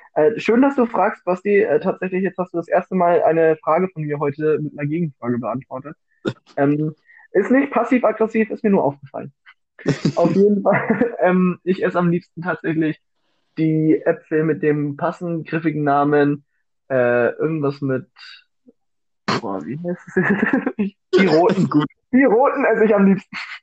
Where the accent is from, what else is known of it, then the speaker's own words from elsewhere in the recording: Bavaria, Germany; ich komme aus Bayern